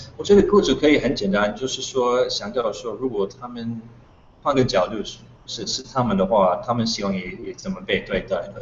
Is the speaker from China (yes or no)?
no; United States; Chinese is a second language; moved away as an adult; now in Taiwan; 因为我是美国人